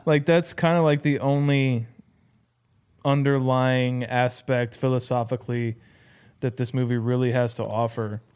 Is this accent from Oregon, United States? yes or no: no; Iowa, United States; we are from Iowa